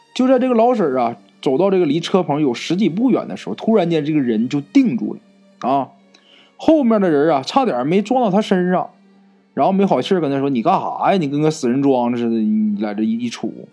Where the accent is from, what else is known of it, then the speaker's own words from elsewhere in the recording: Northeast China, China; accent: Northeastern dialect; 按照咱们东北话说